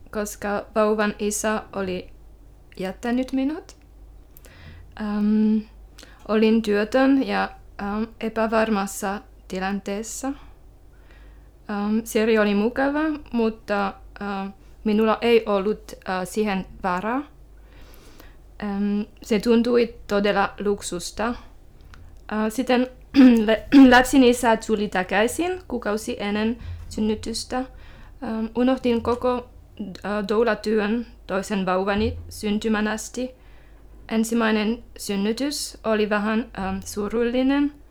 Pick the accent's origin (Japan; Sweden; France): France; Finnish is a second language; moved away as an adult; now in Finland; Ähm, tulin äh, Ranskasta Suomen vuonna 2010, ähm, kun olin ensimmäis, ensimmäisen kerran raskaana menin juhliin.